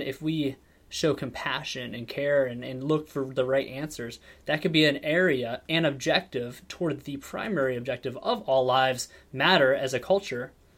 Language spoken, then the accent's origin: English; Warren, Ohio, United States; also born or lived in Ashtabula County, Ohio; I grew up in Northeast Ohio